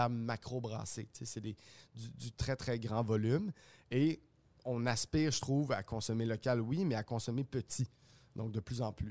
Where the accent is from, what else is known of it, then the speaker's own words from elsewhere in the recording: Montreal, Quebec, Canada; On est fiers, je trouve, en tant que Montréalais et en tant que Québécois aussi, de consommer local.